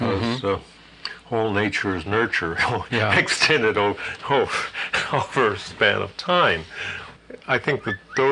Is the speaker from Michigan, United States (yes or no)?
no; New York City, New York, United States; moved away as an adult; now in Fairbanks, United States; growing up in New York